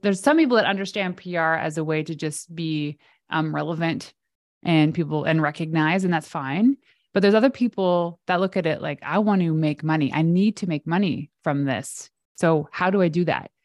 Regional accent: Canada; I'm Canadian

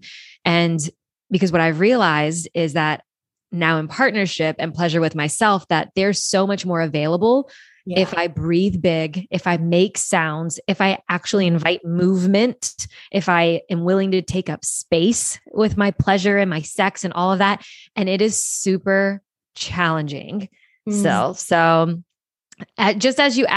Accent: Louisiana, United States; I grew up in the South, deep South in Louisiana, very Catholic-ish upbringing

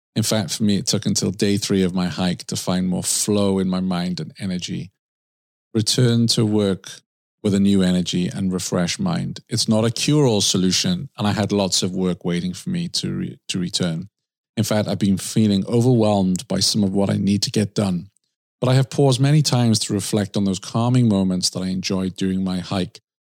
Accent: Swansea, Wales, United Kingdom; moved away; My hometown, Swansea in the U K

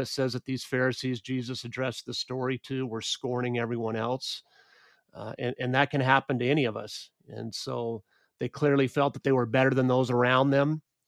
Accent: United States; I grew up in the United States

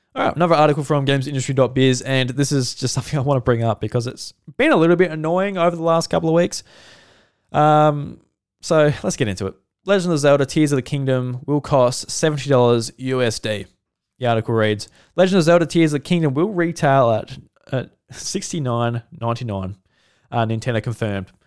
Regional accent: Australia; as an Australian

